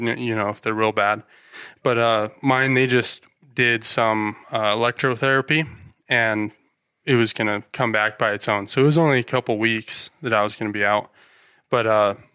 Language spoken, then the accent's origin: English; Ammon, Idaho, United States; I'm originally from here, born here, never moved, never. I've actually lived in Ammon for my whole life.